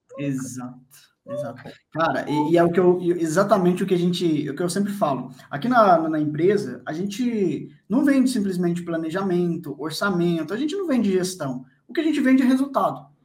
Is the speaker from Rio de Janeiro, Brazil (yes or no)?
no; Bom Despacho, Minas Gerais, Brazil; moved away; na cidade onde eu morava, onde eu nasci, em Bom Despacho, Minas